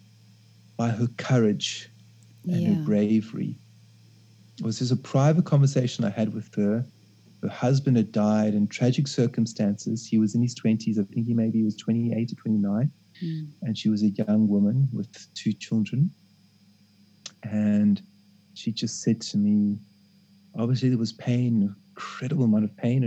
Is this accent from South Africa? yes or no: yes; South Africa; I go back home to South Africa and I spend 3 months in my local township